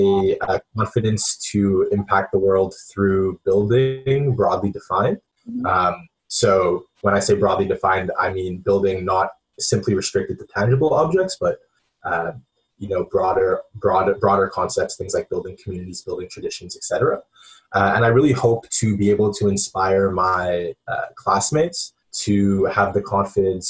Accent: Montreal, Quebec, Canada; moved away as an adult; also born or lived in Princeton, New Jersey; I grew up in Montreal.

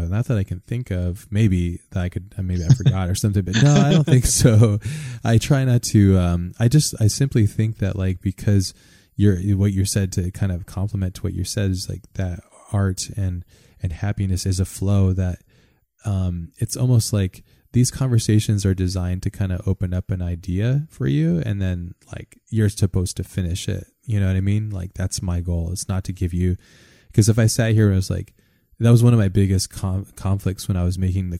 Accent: Hawaii, United States; growing up in Hawaii

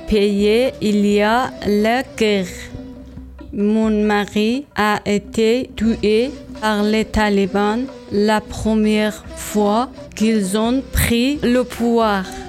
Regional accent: Afghanistan; French is a second language; moved away as an adult; also born or lived in Qom, Iran; now in Niort, France; je viens d'Afghanistan

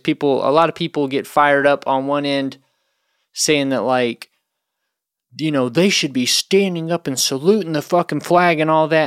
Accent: North Carolina, United States; I'm from North Carolina

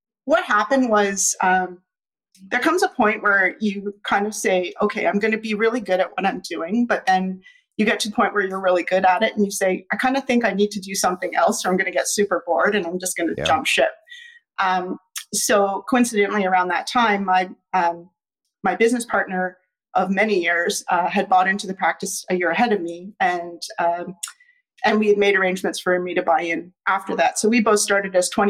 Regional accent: Ottawa, Ontario, Canada; Ottawa's my hometown. I was born here

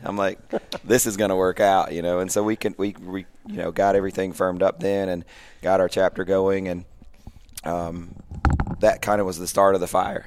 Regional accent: Pulaski, Tennessee, United States; moved away as an adult; I was able to move in two thousand six to my hometown

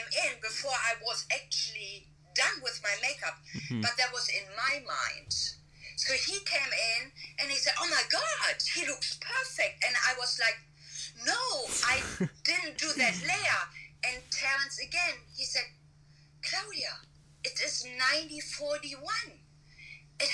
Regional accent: Germany; moved away as an adult; now in Burbank, United States; even though I live in the US, but I'm from Germany, and I still have a residency in Germany

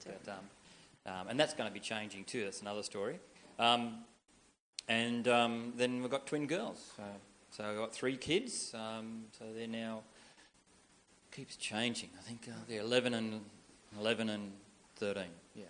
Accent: Leeton, New South Wales, Australia; I grew up in Leeton. I could tell you when, quite some time ago. I grew up on a farm.

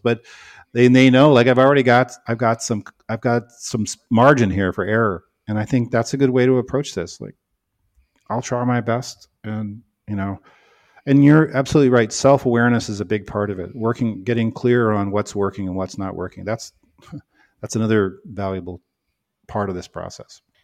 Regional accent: Canada; now in United States; I'm Canadian, you know, not American.

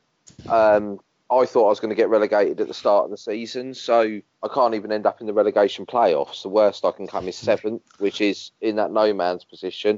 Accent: Dover, South East England, United Kingdom; I was born in Dover.

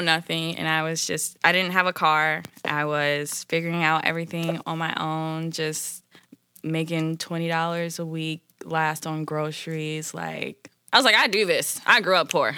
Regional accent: Indianapolis, Indiana, United States; now in Los Angeles, United States; I'm from Indianapolis, Indiana

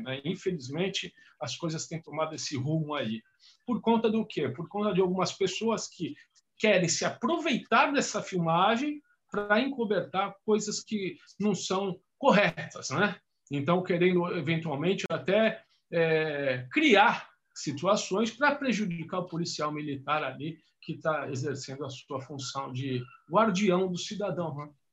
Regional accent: São Paulo, Brazil; Sou de São Paulo

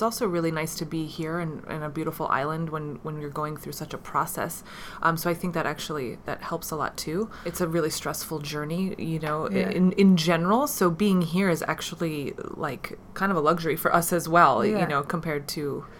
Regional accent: New York City, New York, United States; We're from New York.

